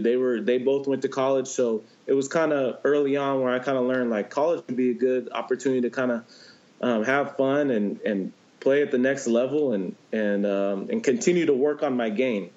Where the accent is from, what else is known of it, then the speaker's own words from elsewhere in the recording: San Diego, California, United States; growing up in San Diego